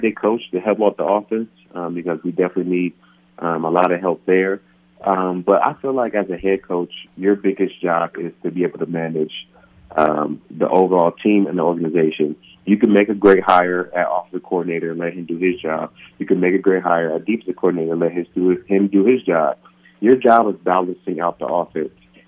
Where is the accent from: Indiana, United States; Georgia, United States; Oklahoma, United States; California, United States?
California, United States; moved away; my hometown of California